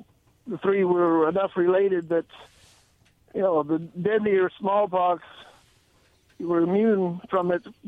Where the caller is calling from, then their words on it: Richland, United States; Okay. Yeah … from Richland.